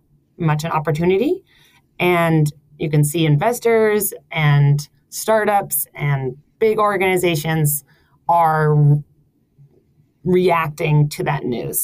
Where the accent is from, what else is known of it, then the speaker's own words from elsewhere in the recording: United States; moved away as an adult; also born or lived in San Francisco; now in Copenhagen, Denmark; I am an American, and recently came from San Francisco